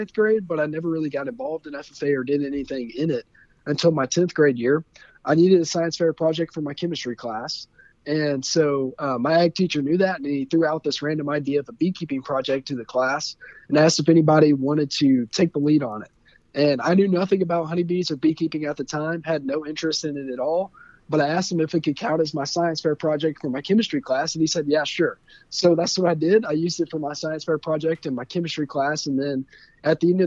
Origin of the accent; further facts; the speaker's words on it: Covington, Georgia, United States; I'm from Covington, Georgia, which is a town about 30 miles directly east of Atlanta, down there in the heart of the South. I love growing up in Covington